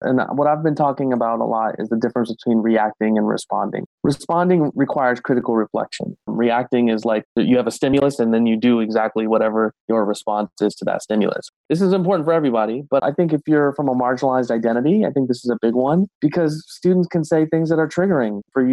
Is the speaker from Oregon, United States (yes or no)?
no; Ohio, United States; moved away; I'm from Ohio originally